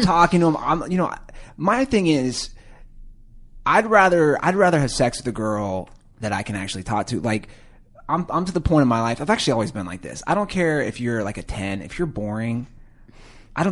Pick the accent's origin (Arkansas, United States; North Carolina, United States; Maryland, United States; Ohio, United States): Ohio, United States; Cincinnati; I'm from Cincinnati